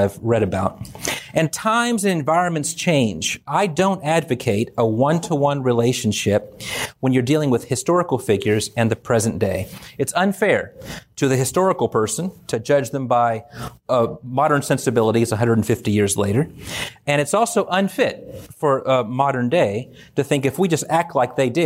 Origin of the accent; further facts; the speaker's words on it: California, United States; I grew up in California